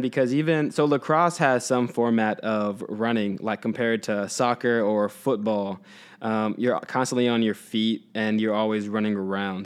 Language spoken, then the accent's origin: English; Houston, Texas, United States; I grew up in Texas